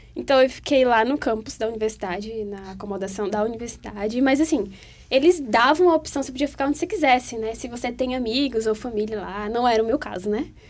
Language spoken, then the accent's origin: Portuguese; Teresina, Piauí, Brazil; now in Brasília, Brazil; eu tô morando aqui em Brasília, mas eu sou de Teresina